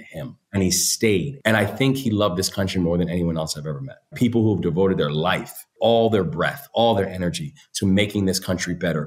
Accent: Maryland, United States; in my home state, I'm a third generation Marylander.

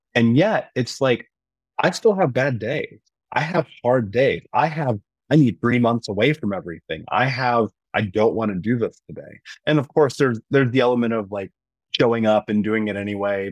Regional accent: Midwest, United States; also born or lived in Indiana; growing up in the Midwest and being in Indiana at the time

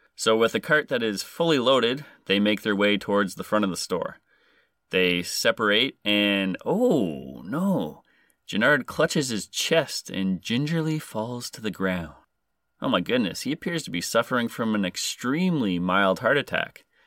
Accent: Canada; I am Canadian

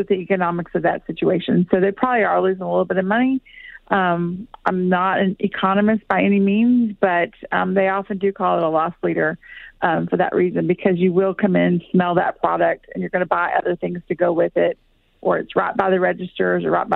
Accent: Texas, United States; moved away; I'm from Texas. I'm originally from Texas

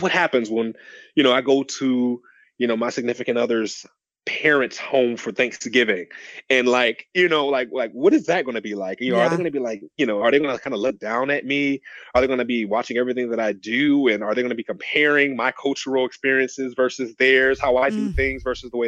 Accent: Detroit, Michigan, United States; I grew up in Detroit

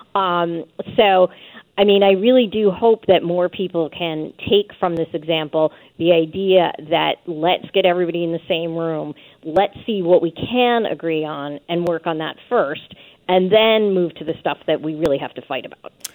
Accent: New York City, New York, United States; I'm from New York City

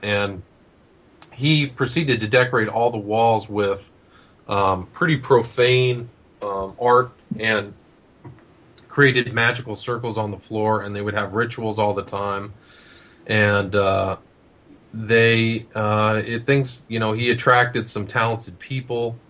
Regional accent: Los Angeles, California, United States; my hometown in Los Angeles

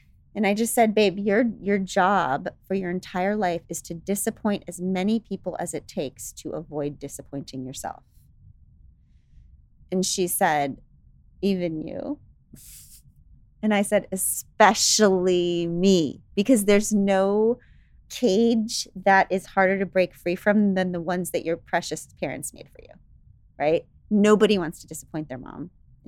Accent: United States; so I'm an American. So I see, so I have to be patriotic

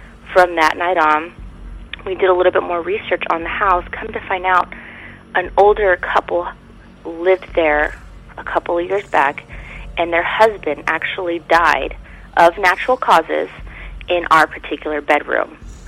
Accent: California, United States; I'm originally from California, but I'm a dependent of a military member in the service, so I move around a lot.

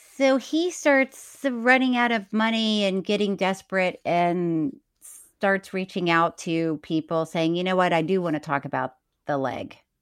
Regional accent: Florida, United States; moved away; I'm from Florida.

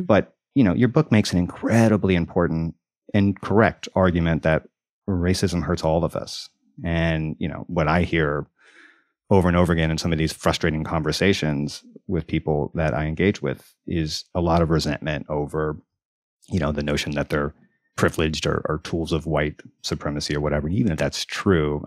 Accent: Deep South, United States; moved away; I grew up in the South, in the Deep South, and I just moved back

